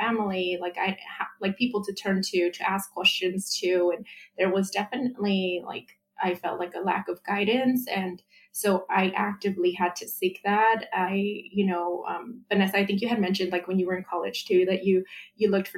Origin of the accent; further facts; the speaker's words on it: Santa Ana, California, United States; I grew up in Santa Ana.